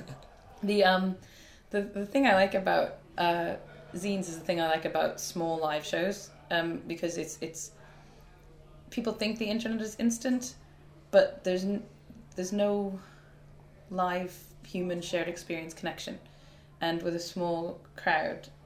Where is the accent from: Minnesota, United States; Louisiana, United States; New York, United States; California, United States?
New York, United States; Brooklyn; but like you have to be blunt with me because I'm from Brooklyn.